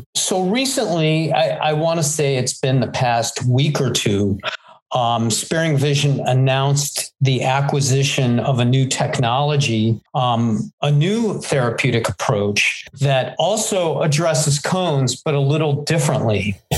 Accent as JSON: {"language": "English", "town": "Cleveland", "region": "Ohio", "country": "United States", "tie": "born or raised there", "said": "I grew up in Cleveland"}